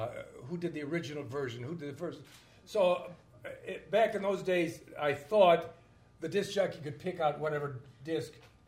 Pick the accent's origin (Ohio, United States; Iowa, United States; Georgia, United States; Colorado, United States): Ohio, United States; Cleveland; And I grew up in Cleveland